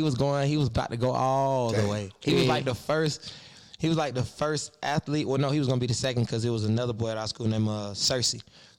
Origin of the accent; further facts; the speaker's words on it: Decatur, Georgia, United States; also born or lived in East Atlanta; I'm from East Atlanta. I was raised in Decatur.